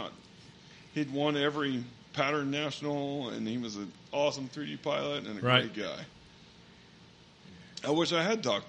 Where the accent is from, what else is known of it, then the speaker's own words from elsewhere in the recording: Joplin, Missouri, United States; also born or lived in Pittsburg, Kansas; I live in Joplin, or I grew up in Joplin